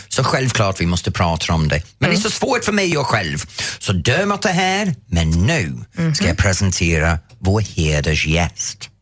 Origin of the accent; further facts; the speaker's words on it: Norrtälje, Stockholm County, Sweden; Min hemstad